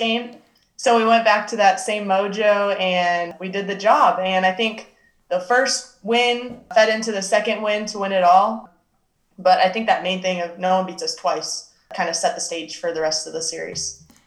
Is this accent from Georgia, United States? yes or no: no; Arizona, United States; moved away as an adult; I'm from Arizona